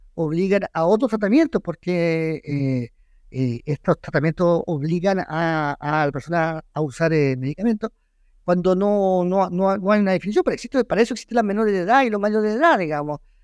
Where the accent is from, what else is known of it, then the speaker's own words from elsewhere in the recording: Chile; soy chileno